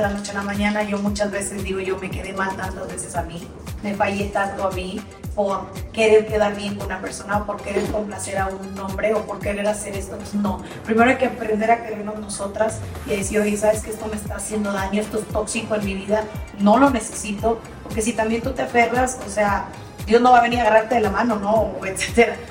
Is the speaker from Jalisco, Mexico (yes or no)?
no; Matamoros, Tamaulipas, Mexico; also born or lived in Texas, United States; yo soy matamorense y, soy tamaulipeca, también soy tejana porque me, crié en frontera, nacida en Estados Unidos, pero criada en México por más de 25 años